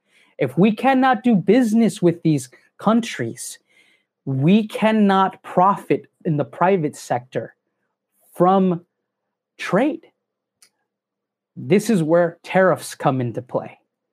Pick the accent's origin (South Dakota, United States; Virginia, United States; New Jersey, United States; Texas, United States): Texas, United States; as a born and bred Texan myself